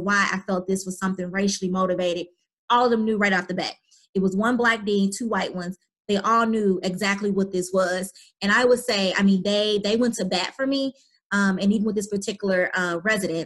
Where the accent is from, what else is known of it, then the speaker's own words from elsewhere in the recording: St. Louis, Missouri, United States; accent: St. Louis; I do have a St. Louis accent